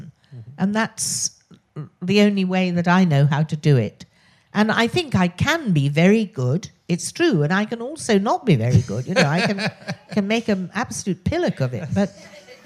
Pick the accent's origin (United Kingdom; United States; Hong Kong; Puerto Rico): United Kingdom; Oxford, South East England; accent: posh; I was born in Oxford, which is why I have this very irritatingly posh voice.